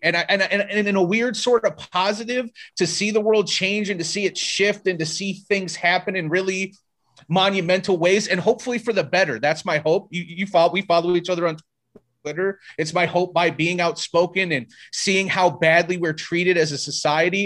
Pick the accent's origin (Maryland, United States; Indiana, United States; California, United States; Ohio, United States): Indiana, United States; South Bend; now in Las Vegas, United States; I grew up in South Bend